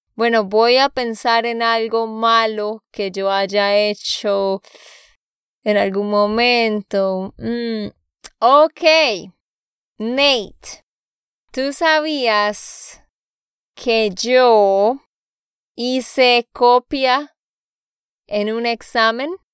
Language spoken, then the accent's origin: Spanish; Santander, Colombia; de Santander, Colombia